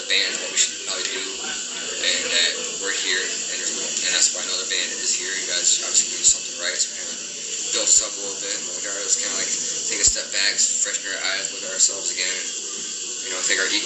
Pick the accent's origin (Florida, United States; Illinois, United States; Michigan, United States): Illinois, United States; moved away; I'm originally from Illinois